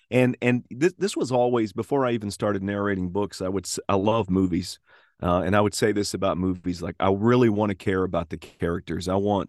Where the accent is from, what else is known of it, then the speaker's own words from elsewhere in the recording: the South, United States; accent: Southern; So, I enjoy kind of reverting to the version of me before I tried to lose my Southern accent, which is subtle Southern.